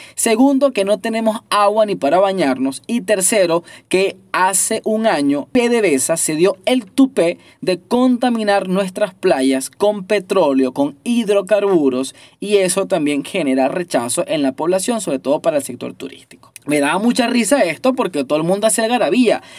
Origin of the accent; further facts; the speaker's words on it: Venezuela; Nosotros nos relacionamos aquí en Venezuela, los que todavía estamos en Venezuela